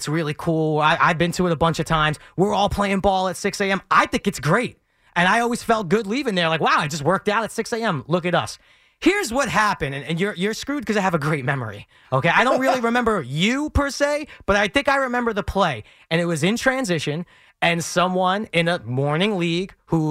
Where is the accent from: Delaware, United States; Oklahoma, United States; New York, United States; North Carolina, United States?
New York, United States; New York City; I grew up in Bensonhurst, Brooklyn